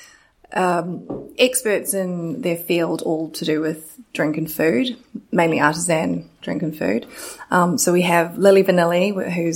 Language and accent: English; New Zealand; I'm from New Zealand